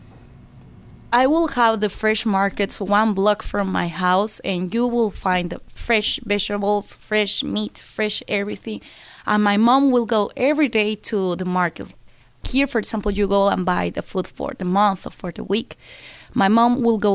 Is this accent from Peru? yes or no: yes; Lima, Peru; English is a second language; moved away as an adult; now in Pittsburgh, United States; I'm from Lima, Peru, and I was born on July 8th, 1990. I grew up in a low-income neighborhood